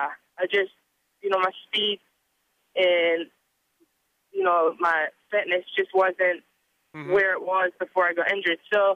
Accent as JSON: {"language": "English", "region": "Scotland", "country": "United Kingdom", "said": "Yeah, I'm Scottish."}